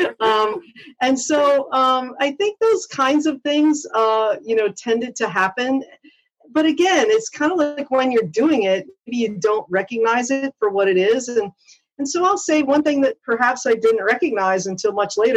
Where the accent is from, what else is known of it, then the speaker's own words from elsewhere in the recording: Pittsburgh, Pennsylvania, United States; moved away; I am a Pittsburgh native from Pennsylvania